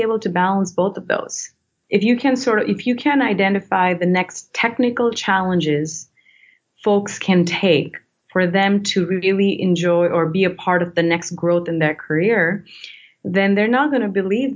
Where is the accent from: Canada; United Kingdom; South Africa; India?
India; moved away; I come from India and, you know, culturally authority is what you look up to.